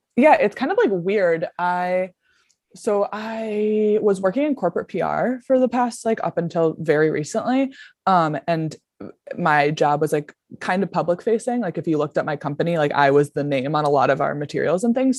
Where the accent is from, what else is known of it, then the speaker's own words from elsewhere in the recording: Buffalo, New York, United States; also born or lived in Denver; I'm from Buffalo, New York, grew up here